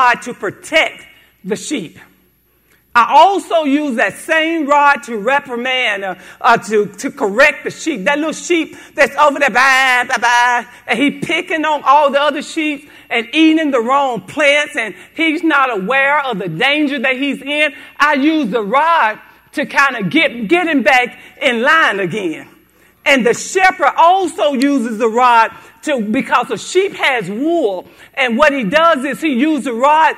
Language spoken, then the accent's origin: English; Haynesville, United States; I'm from Haynesville, a little country town